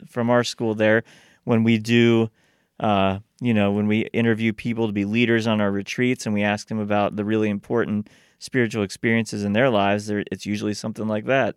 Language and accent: English; Steubenville, Ohio, United States; I grew up in Steubenville